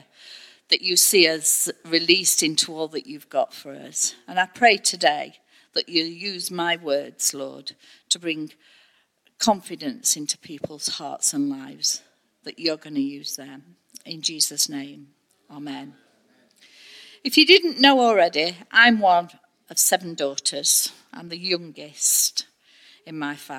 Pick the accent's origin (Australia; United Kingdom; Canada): United Kingdom; we're so British